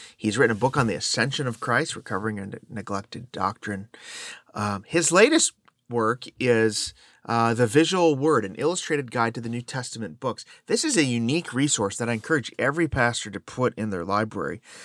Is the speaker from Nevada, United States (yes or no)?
no; Chicago, Illinois, United States; I grew up in the Chicago area